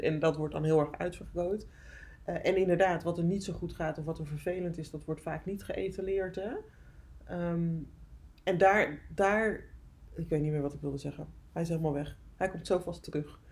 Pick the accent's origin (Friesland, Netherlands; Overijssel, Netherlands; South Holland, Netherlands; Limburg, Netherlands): Friesland, Netherlands; ik ben opgegroeid in Friesland in een heel klein dorpje.